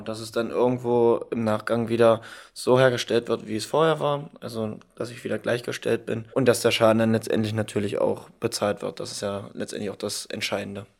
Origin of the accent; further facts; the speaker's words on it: Halberstadt, Saxony-Anhalt, Germany; Ich komme aus Halberstadt